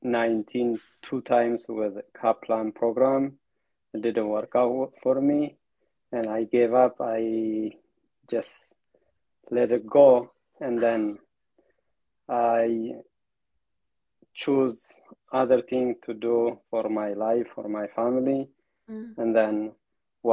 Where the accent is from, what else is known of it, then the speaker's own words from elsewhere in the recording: Ethiopia; English is a second language; moved away; I'm from Ethiopia